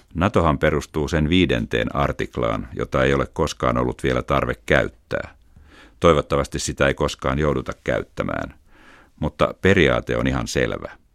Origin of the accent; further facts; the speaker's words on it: Tallinn, Harju County, Estonia; Finnish is a second language; also born or lived in Tartu, Estonia / Helsinki, Finland; Muutimme Tartosta Tallinnaan silloin, kun olin pieni lapsi.